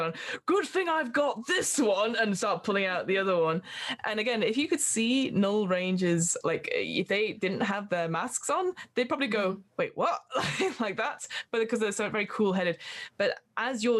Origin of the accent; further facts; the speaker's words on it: United Kingdom; accent: British; my British accent